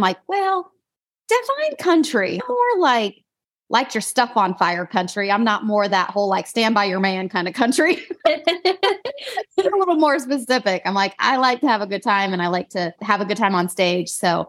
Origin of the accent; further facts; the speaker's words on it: Idaho, United States; accent: country twang; now in North Carolina, United States; I still have this country twang, which is really weird because I grew up in Idaho, but living in North Carolina. Apparently I've adopted this accent and my family reminds me of it all the time.